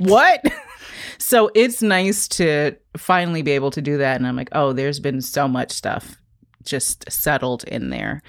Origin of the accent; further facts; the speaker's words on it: New York, United States; moved away as an adult; now in Baltimore, United States; I grew up in the Chelsea Hotel